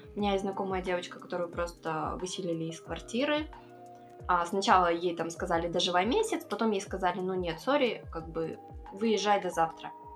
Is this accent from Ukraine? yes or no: no; Kazakhstan; я местная